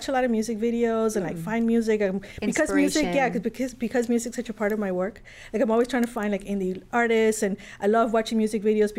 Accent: Miami, Florida, United States; I was from Miami, and then I came here from Miami.

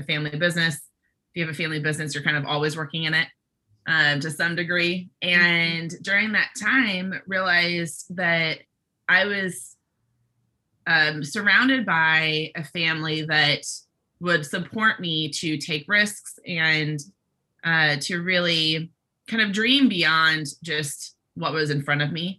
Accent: Bay Area, California, United States; I grew up in the Bay Area

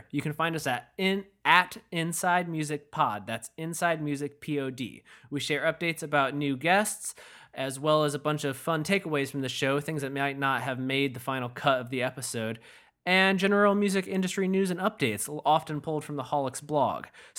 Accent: Michigan, United States; now in Massachusetts, United States; I'm not a Massachusetts native or anything, but yeah.

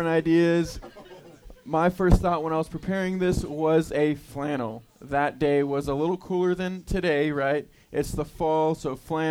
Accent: Houston, Texas, United States; I grew up in Houston, Texas

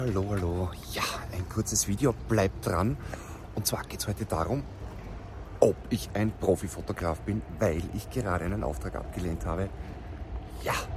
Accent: Austria; bei uns in Österreich

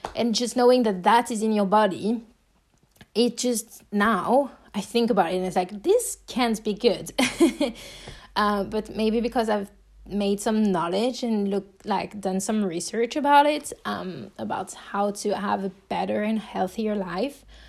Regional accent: France; accent: French; English is a second language; if you're hearing my accent, you know that I'm French

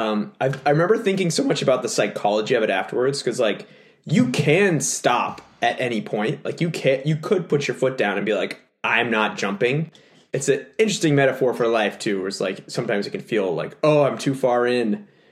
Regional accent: Texas, United States; moved away; my home state that's of right. Texas

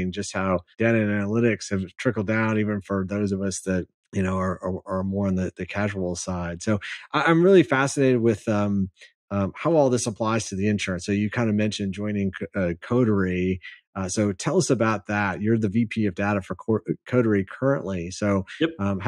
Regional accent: Michigan, United States; moved away as an adult; now in San Antonio, United States; I grew up in Michigan, so I'm a fan of all the Detroit teams

